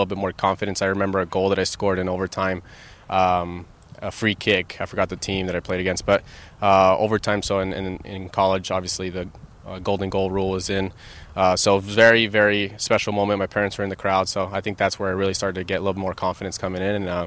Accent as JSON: {"language": "English", "town": "Los Angeles", "region": "California", "country": "United States", "moved": "as an adult", "lives_now": "Seattle, United States", "said": "We're originally from Los Angeles"}